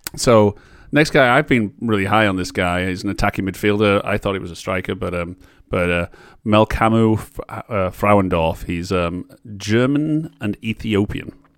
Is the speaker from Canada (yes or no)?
no; Barrow-in-Furness, North West England, United Kingdom; my hometown team of Barrow